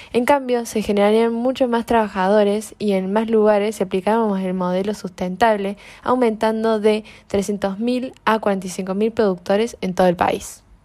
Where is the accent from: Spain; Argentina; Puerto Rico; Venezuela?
Argentina; los menos beneficiados somos los argentinos